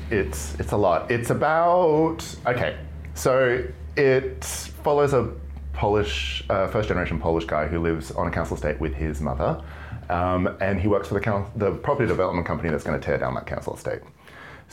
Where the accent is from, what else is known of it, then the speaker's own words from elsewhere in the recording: Brisbane, Queensland, Australia; moved away as an adult; now in London, United Kingdom; I'm from Brisbane, Australia. Hey. Born and raised